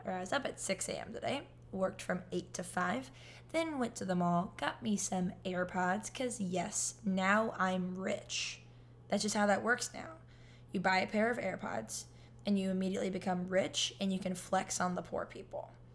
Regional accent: California, United States; moved away as an adult; now in Florida, United States; I'm in Florida and I'm from California

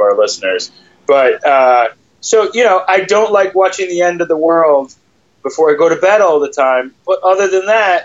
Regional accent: Michigan, United States; Michigan, my home state

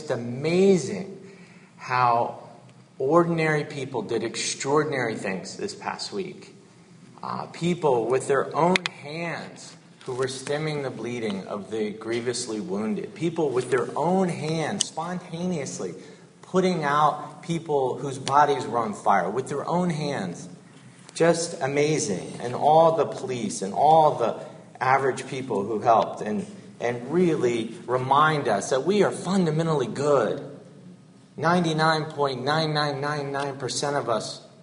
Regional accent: Georgia, United States; moved away; I was born in Georgia and grew up a Southern Baptist

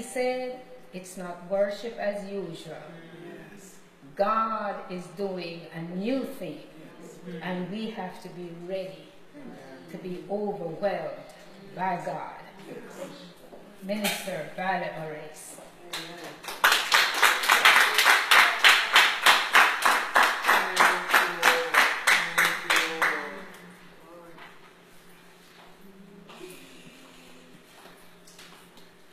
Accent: Ontario, Canada; I'm from Ontario, Canada

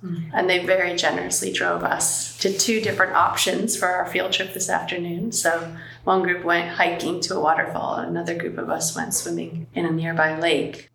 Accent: United States; now in London, United Kingdom; I'm American, but I live in London

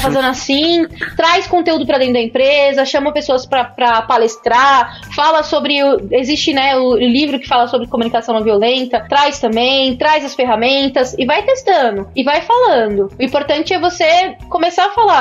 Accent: São Paulo, Brazil; eu sou paulista

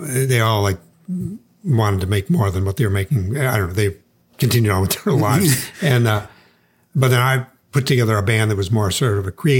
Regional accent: Chicago, Illinois, United States; born there; I was born in Chicago, but they were from there.

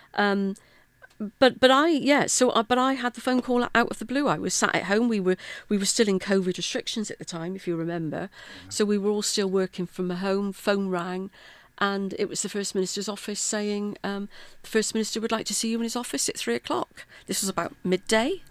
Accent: Bristol, South West England, United Kingdom; moved away as an adult; also born or lived in South Wales; now in Wales, United Kingdom; born and brought up in Bristol, um, and then came to South Wales uh, in the late eighties for work.

